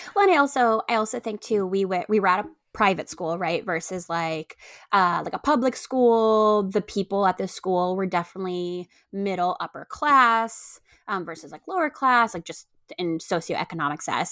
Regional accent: Puerto Rico; moved away as an adult; also born or lived in upstate New York; I grew up in upstate New York, and then I grew up in Puerto Rico

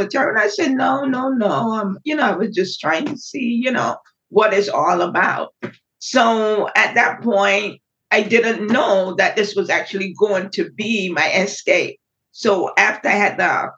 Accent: Barbados; now in United States; Growing up in Barbados was quite different than growing up in the United States

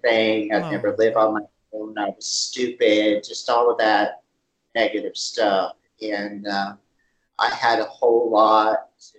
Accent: California, United States; born there; I was born in Lidway, close to Los Angeles.

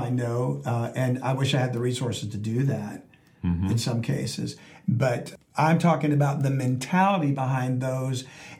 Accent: South Louisiana, United States; I grew up in South Louisiana.

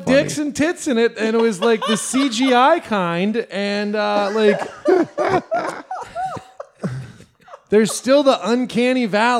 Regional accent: Mississippi, United States; I'm from Mississippi.

